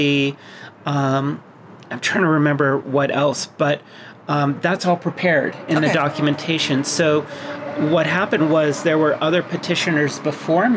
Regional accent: Massachusetts, United States; I was born in Massachusetts

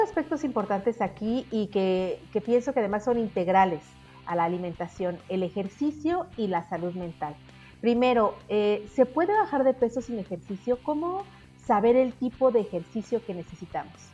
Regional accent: Mexico

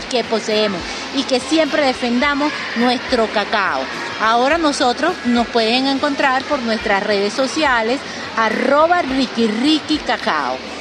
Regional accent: Venezuela; nosotros como venezolanos, productores del mejor cacao del mundo

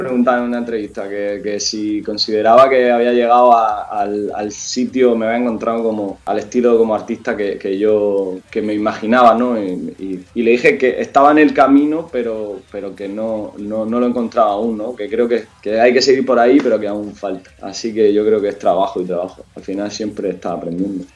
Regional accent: Hellín, Albacete, Castilla-La Mancha, Spain; now in Murcia, Spain; yo soy de Jin, vivo, bueno, vivía en Albacete Jin y, vine a Murcia a vivir

